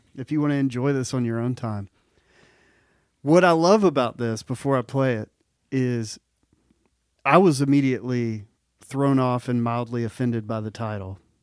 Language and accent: English; Mississippi, United States; I'm from Mississippi